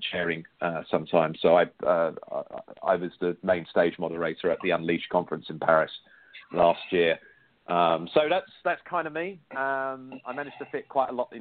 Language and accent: English; United Kingdom; I am British